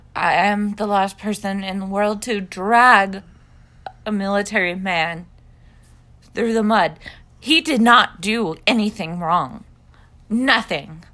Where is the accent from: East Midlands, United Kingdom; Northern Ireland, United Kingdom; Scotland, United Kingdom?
Scotland, United Kingdom; I am a Scottish person